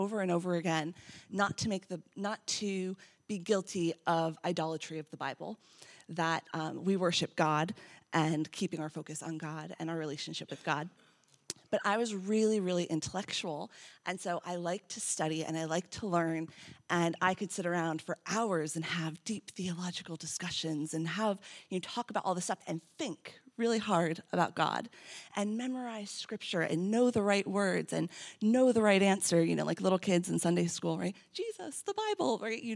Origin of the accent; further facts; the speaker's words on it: United States; I'm American